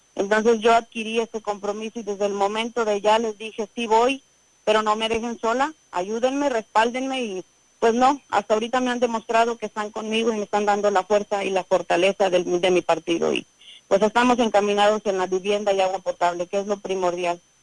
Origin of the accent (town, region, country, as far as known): Aquismón, San Luis Potosí, Mexico